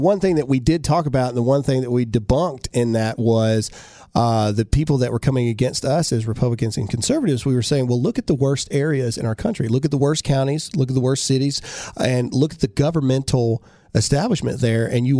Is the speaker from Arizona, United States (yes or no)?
no; Mississippi, United States; in trouble our very first episode because we're from Mississippi, so we said caveat.